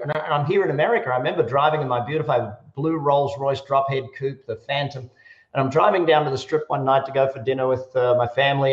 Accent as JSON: {"language": "English", "country": "Australia", "moved": "yes", "lives_now": "Las Vegas, United States", "said": "I, I, am an Australian and an American. I live in Las Vegas"}